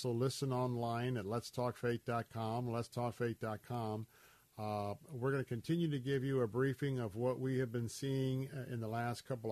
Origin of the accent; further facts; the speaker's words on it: Tampa, Florida, United States; I was born and raised here in Tampa, Florida